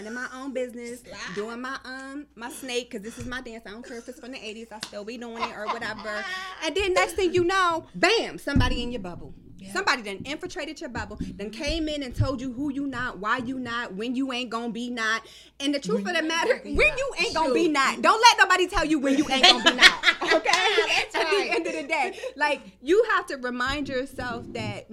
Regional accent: East Coast, United States; I'm from the East Coast

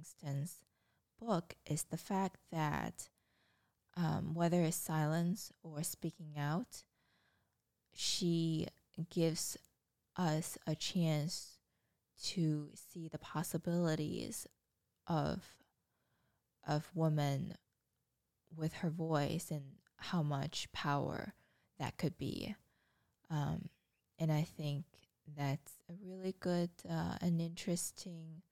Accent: China; moved away; I grew up in China and went through the education system

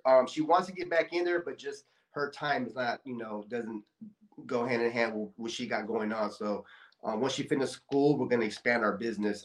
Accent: Bay Area, California, United States; now in Stockton, United States; I grew up actually in the Bay Area

